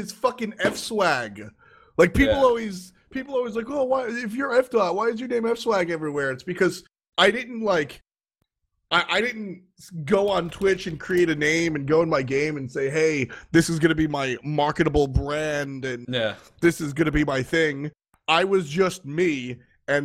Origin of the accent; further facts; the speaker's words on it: New York, United States; I'm 25. I'm from New York.